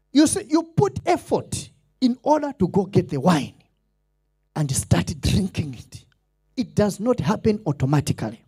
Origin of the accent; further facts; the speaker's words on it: Malawi; accent: Malawian; I didn't want to sound Malawish